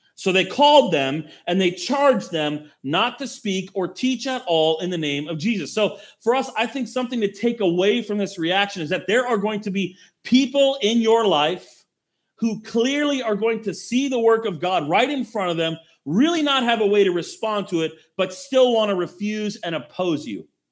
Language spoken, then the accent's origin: English; United States; we as American Christians